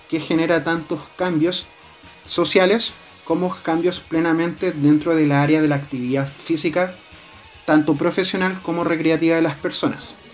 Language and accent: Spanish; Chile